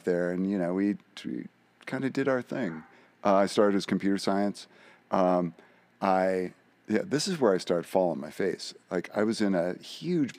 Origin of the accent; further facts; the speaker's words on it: San Francisco Bay Area, California, United States; also born or lived in Humboldt State, Northern California; I grew up in San Francisco Bay Area.